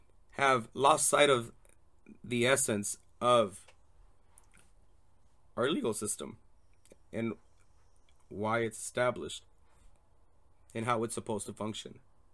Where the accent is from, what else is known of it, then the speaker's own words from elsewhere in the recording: Torrance, California, United States; born there; I'm a 36-year-old gay Latino male. I was born in Torrance Memorial Hospital in California